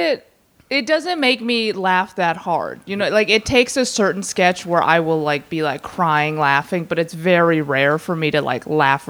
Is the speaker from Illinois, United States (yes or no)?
yes; Chicago, Illinois, United States; I'm from Chicago